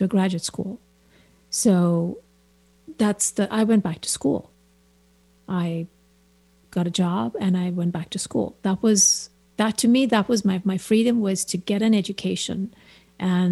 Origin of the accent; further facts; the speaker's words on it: India; moved away as an adult; also born or lived in New York; now in San Francisco Bay Area, United States; I'm very Indian, and I'm also very not Indian. And it's, I think being an immigrant